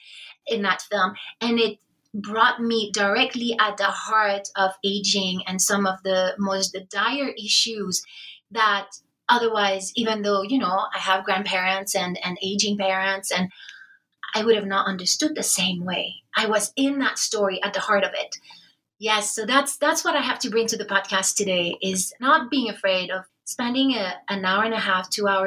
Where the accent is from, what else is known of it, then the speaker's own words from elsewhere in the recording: France; moved away as an adult; now in United States; I'm from France. I came to BYU